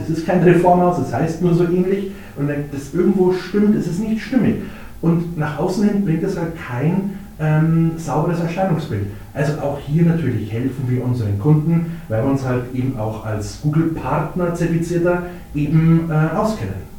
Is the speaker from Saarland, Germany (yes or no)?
no; Ingolstadt, Bavaria, Germany; also born or lived in Munich; Ingolstädter durch und durch. War auch mal vier Jahre in München, aber ähm, bin immer wieder gerne zurückgekommen und dann äh, ist man auch gerne wieder in Ingolstadt, wenn man mal woanders war. Als also gebürtiger Ingolstädter